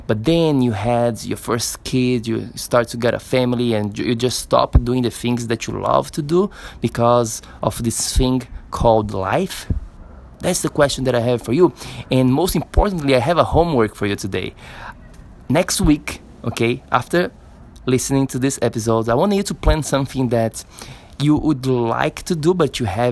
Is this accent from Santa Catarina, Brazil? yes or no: yes; Florianópolis, Santa Catarina, Brazil; here in Florianópolis, my hometown in Brazil